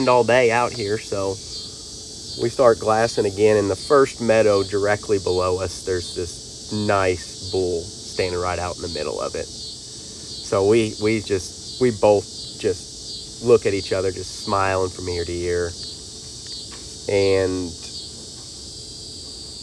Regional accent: Missouri, United States; I'm from Missouri

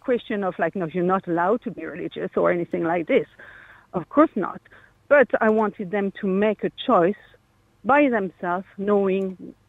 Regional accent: France; English is a second language; I'm French.

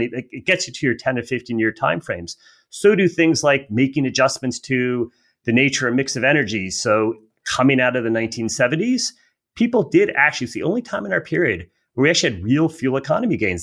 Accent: United States; as an American

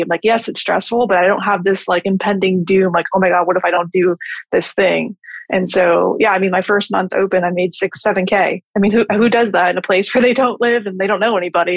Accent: New Jersey, United States; moved away as an adult; now in Florida, United States; I'm from New Jersey and I just wanted to move to Florida and open a business

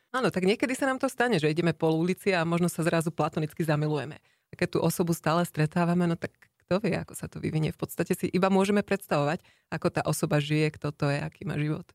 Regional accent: Slovakia; moved away as an adult; also born or lived in Ireland; now in Luxembourg; ja som zo Slovenska odišla ešte ako študentka

